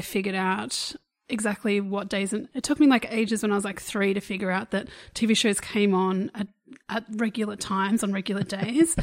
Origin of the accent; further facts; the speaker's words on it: Australia; we're obviously Australian.